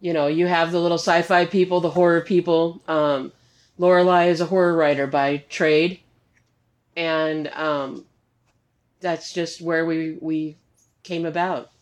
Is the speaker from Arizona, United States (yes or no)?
yes; Arizona, United States; moved away as an adult; now in Missouri, United States; I grew up in Arizona